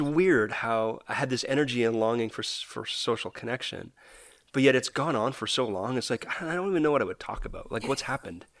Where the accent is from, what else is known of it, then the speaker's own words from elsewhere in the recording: Canada; I'm a Canadian